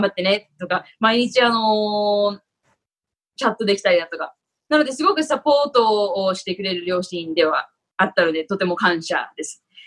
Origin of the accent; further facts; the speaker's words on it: Tokyo, Japan; now in Los Angeles, United States; もともと東京の、東京出身なんですけども